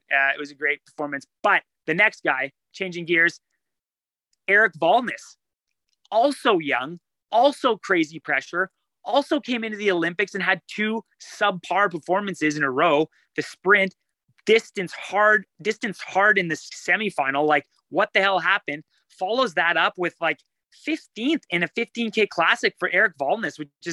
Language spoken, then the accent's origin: English; Sudbury, Ontario, Canada; I grew up in Sudbury